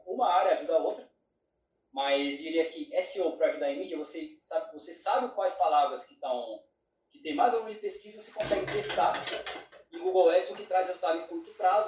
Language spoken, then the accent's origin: Portuguese; São Paulo, Brazil; eu Sou filho de Pará, paranaense com baiano, então sou de São Paulo